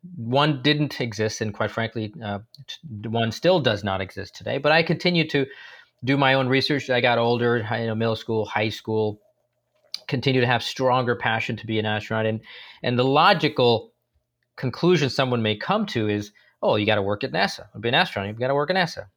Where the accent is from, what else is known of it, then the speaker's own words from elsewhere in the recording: San Francisco, California, United States; also born or lived in India; I grew up in San Francisco, uh, in the Bay Area